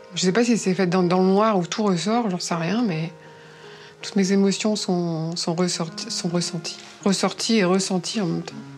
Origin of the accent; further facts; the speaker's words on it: Dunkirk, Hauts-de-France, France; accent: accent du Nord; moved away as an adult; now in Paris, France; Je suis native du Nord, de Dunkerque